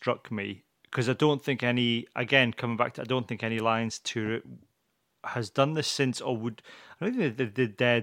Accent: Berwick-upon-Tweed, North East England, United Kingdom; where we lived

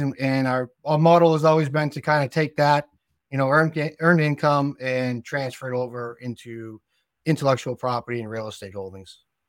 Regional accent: South Shore, Massachusetts, United States; accent: South Shore Massachusetts; now in New Hampshire, United States; we're from Massachusetts and we, we moved up to New Hampshire when we were very young

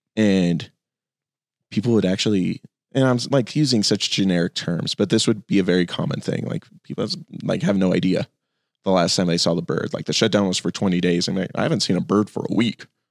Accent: Phoenix, Arizona, United States; I grew up in Phoenix

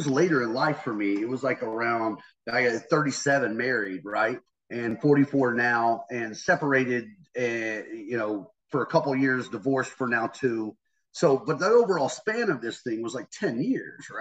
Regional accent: North Carolina, United States; I grew up in the South, man. I grew up in North Carolina

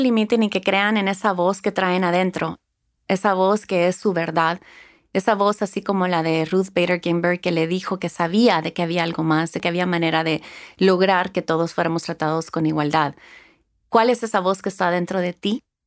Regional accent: El Salvador; also born or lived in Houston, Texas, United States; now in Los Angeles, United States; Nací en Houston, Texas, pero crecí en El Salvador

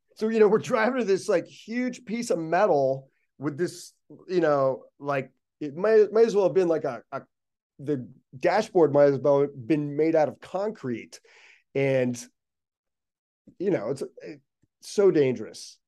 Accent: Pittsburgh, Pennsylvania, United States; now in Los Angeles, United States; I'm from Pittsburgh

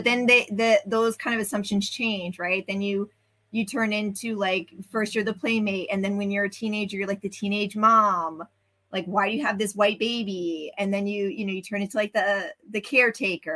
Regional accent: New York City, New York, United States; I was born and raised in the Bronx. I went to high school in Queens.

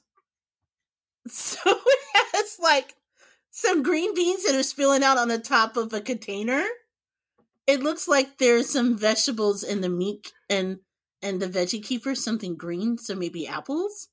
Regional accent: Indianapolis, Indiana, United States; now in Northwest Indiana, United States; growing up in Indianapolis, like, there was a Cracker Barrel near me.

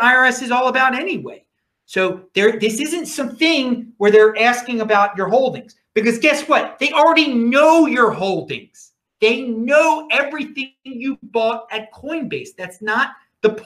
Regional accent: Baltimore, Maryland, United States; everyone knows I'm from Baltimore. I grew up in the suburbs

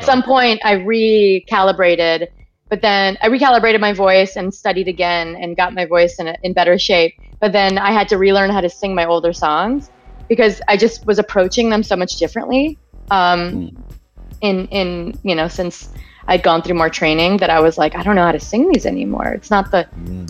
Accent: Wisconsin, United States; growing up in Wisconsin in the woods

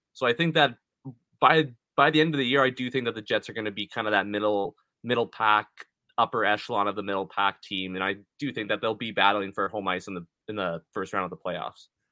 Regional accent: Winnipeg, Manitoba, Canada; we're from Winnipeg

